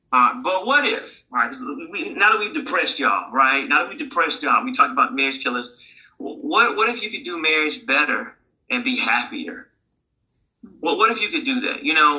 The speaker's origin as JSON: {"language": "English", "country": "Jamaica", "said": "I'm Jamaican, you know, Jamaicans always."}